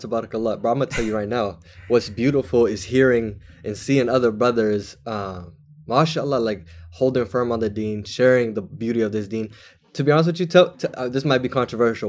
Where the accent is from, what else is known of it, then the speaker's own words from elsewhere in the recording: Washington, United States; also born or lived in California; I grew up in Washington